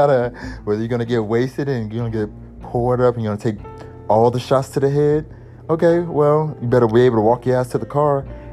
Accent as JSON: {"language": "English", "town": "New Orleans", "region": "Louisiana", "country": "United States", "said": "I'm from New Orleans."}